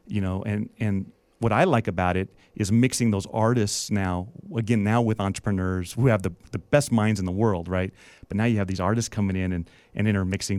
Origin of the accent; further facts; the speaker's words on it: Las Vegas, Nevada, United States; we're both from Vegas, right? Yeah. And uh, you know, growing up here, there was only a few occupations that you knew